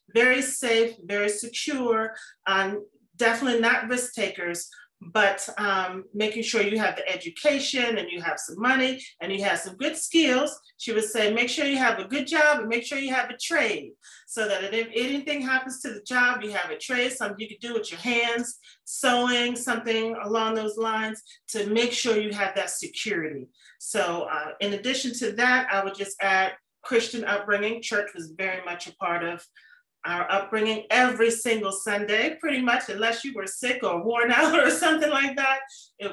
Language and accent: English; Washington, District of Columbia, United States; born and raised in Washington, D.C.